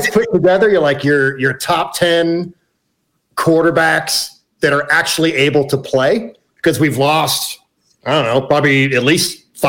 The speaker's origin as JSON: {"language": "English", "town": "San Francisco", "region": "California", "country": "United States", "tie": "born or raised there", "moved": "yes", "lives_now": "Colorado, United States", "said": "I grew up in San Francisco, so I kind of have an NFC and an AFC team."}